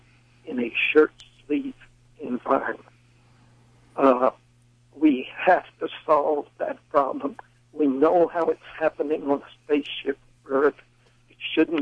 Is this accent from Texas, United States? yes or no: yes; Sealy, Texas, United States; also born or lived in Houston, Texas; I was born in Sealy, Texas